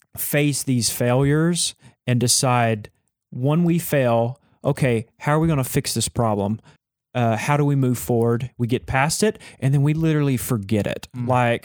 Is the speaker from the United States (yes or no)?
yes; Texas, United States; because I am from Texas